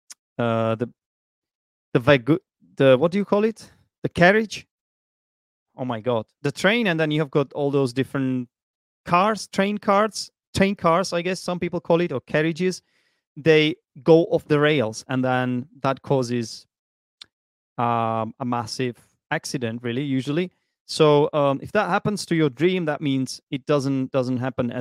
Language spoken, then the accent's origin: English; Prague, Czechia; English is a second language; moved away as an adult; now in Vietnam; I was born in Prague